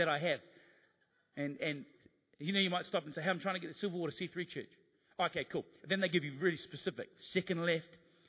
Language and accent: English; New Zealand; being a New Zealander